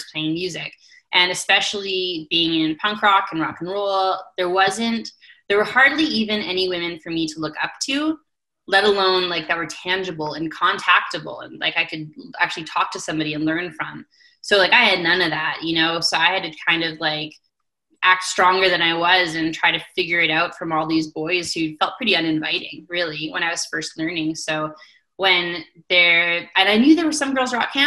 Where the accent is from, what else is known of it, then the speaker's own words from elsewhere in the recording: Invermere, British Columbia, Canada; now in Calgary, Canada; my community hall in Invermere, BC, where I grew up in the East Kootenays of British Columbia